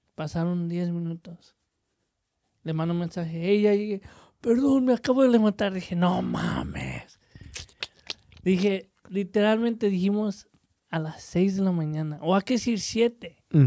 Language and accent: Spanish; Mexico; somos mexicanos